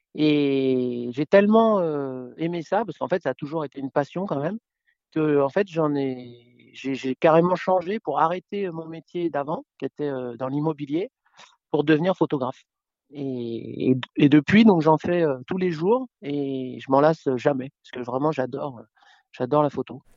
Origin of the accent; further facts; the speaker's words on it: Paris, Île-de-France, France; now in Gulf of Saint-Tropez, France; Je suis né à Paris, euh, et j'ai quarante-cinq ans. Et j'habite maintenant dans le sud de la France, euh, dans le golfe de Saint-Tropez